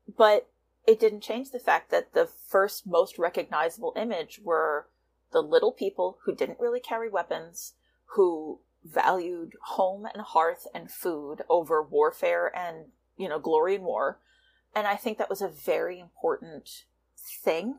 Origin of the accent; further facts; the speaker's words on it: New York tri-state area, New Jersey, United States; I'm from the New York tri-state area. I was born within spitting distance of Manhattan in New Jersey.